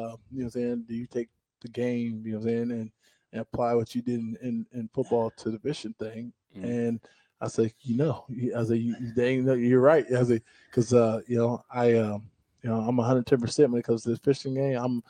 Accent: Ohio, United States; moved away; I was in Ohio

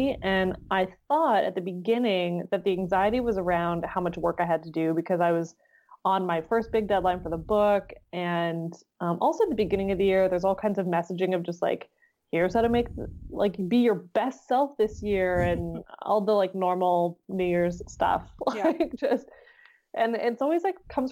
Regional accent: Canada; being in Canadian

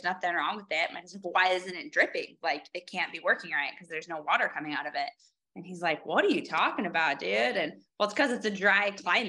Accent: Iowa, United States; like I'm from Iowa

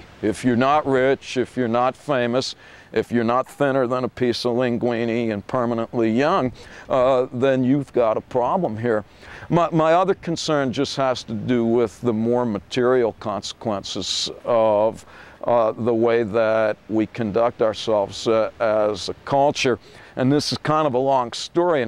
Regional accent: United States; being American

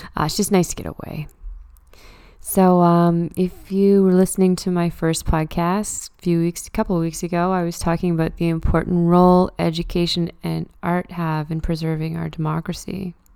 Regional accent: Truro, Nova Scotia, Canada; now in Halifax, Canada; I live and work in Halifax, but I'm from Truro, and I love going home on the occasional weekend

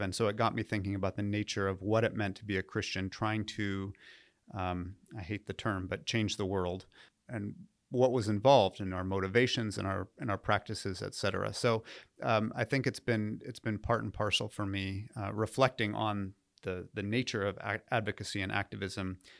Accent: Southern California, United States; moved away as an adult; also born or lived in New England / Nashville; I grew up in uh, Southern California

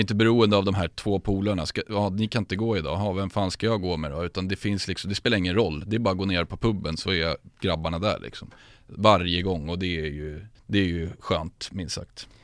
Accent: Sundbyberg, Stockholm County, Sweden; född och uppvuxen i Sumpan, djurgårdare sedan födsel

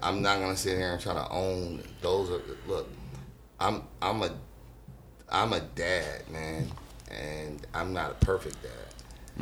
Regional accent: Los Angeles, California, United States; also born or lived in Carson; I'm from Watts

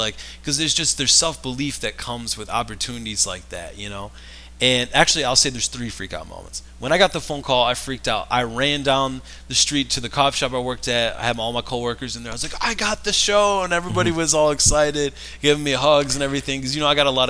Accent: Rochester, Michigan, United States; I'm from Rochester, Michigan

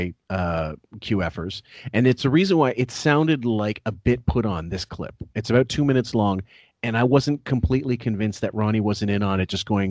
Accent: Canada; I'm Canadian.

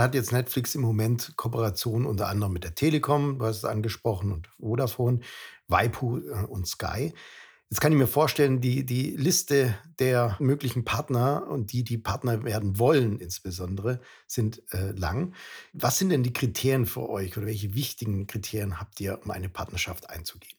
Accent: Germany; bei uns in Deutschland

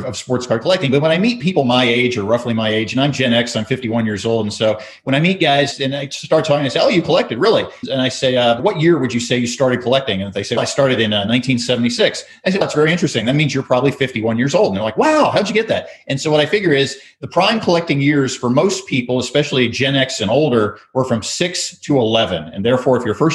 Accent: Richmond, Virginia, United States; I grew up in Virginia, all over Virginia, but specifically my formative collecting years up until the age of 11 in Richmond, Virginia.

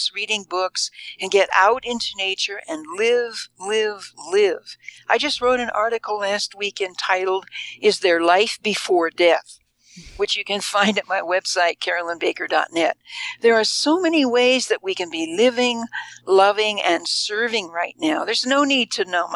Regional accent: Indiana, United States; now in Boulder, United States; my home state of Indiana, way back in the Midwest

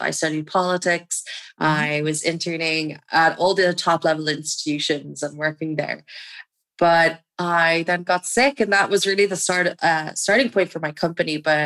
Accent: Dublin, Leinster, Ireland; also born or lived in Amsterdam

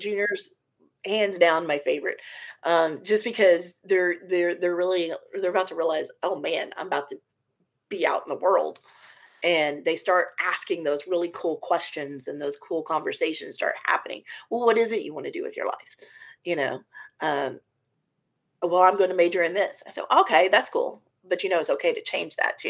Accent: Corpus Christi, Texas, United States; also born or lived in Belton; I grew up in Corpus Christi, born and raised there

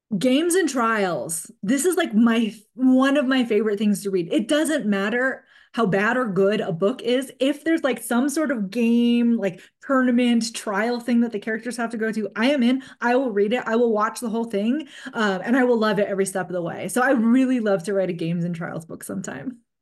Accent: California, United States; growing up in California

